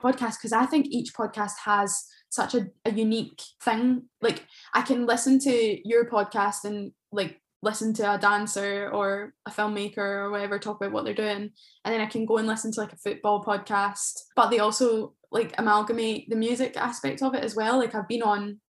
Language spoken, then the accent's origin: English; between Glasgow and Edinburgh, Scotland, United Kingdom; where I'm from, it's known for the overspill from Edinburgh and Glasgow